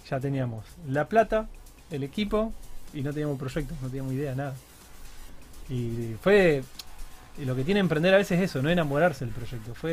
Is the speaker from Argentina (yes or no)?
yes; Rosario, Santa Fe, Argentina; Yo nací en Santa Fe Capital, pero de chiquito me vine a Rosario. Me considero rosarino